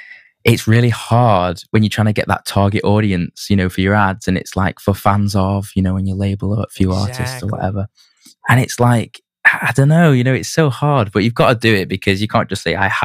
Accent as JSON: {"language": "English", "town": "Manchester", "region": "North West England", "country": "United Kingdom", "tie": "born or raised there", "said": "I think the music scene, I'm being biased, but I think the music scene in Manchester is like one of the best"}